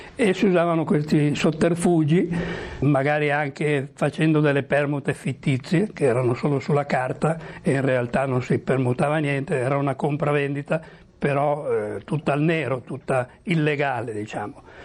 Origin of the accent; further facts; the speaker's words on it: Milan, Lombardy, Italy; now in Cuba; sono nato a Milano